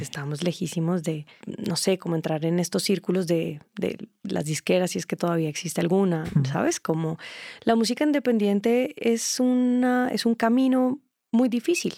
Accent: Colombia; also born or lived in Germany; de donde yo vengo

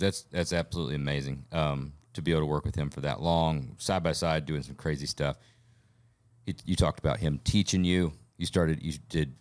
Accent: Alabama, United States; I'm from Alabama. My family, wife, my grand uh, grandparents, all from Alabama for for generations

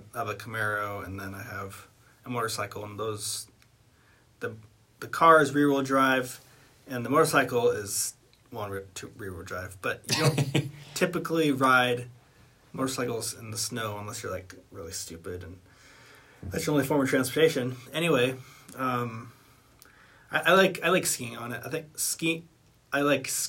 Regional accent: Colorado, United States; You're from the same place I am

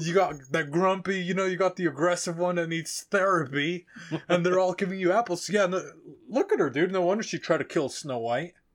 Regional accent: Mexico; moved away; I talk about growing up in Mexico

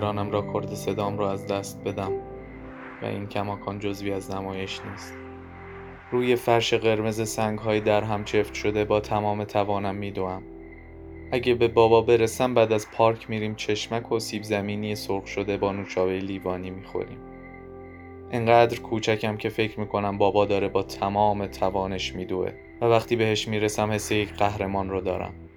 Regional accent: Tehran, Tehran Province, Iran; من متولد بیمارستان پارسم متولد بولوار کشاورز همه مسیرهام همیشه ختم شدن به همون حوالی

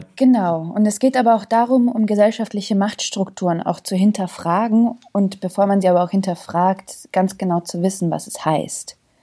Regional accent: Zagreb, City of Zagreb, Croatia; also born or lived in Bosnia and Herzegovina; now in Germany; ich bin in Kroatien geboren. Ich komme aus Jugoslawien, aber ich bin in Zagreb geboren.

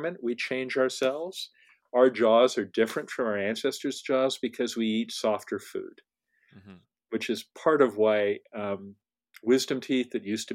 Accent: California, United States; I'm a Californian

